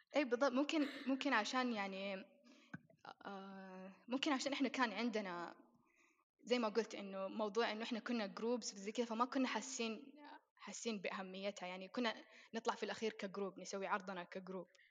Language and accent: Arabic; Saudi Arabia; إحنا عندنا في السعودية